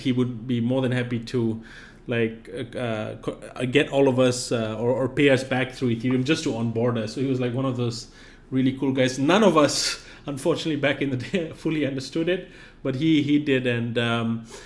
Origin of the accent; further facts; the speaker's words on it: Singapore; moved away as an adult; now in United States; I grew up in Singapore